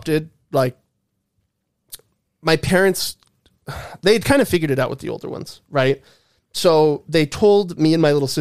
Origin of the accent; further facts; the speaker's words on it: California, United States; I grew up in California